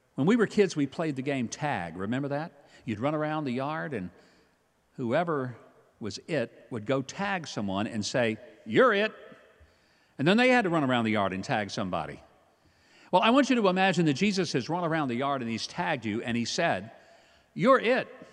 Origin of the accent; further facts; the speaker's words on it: Hope, Arkansas, United States; I grew up in Hope, Arkansas, home of the world's largest watermelon.